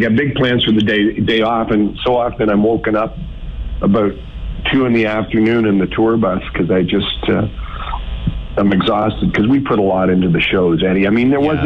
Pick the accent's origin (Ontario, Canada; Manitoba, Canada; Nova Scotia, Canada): Manitoba, Canada; Lynn Lake; I'm a prairie boy. I'm from Lynn Lake, Manitoba, son of a bush pilot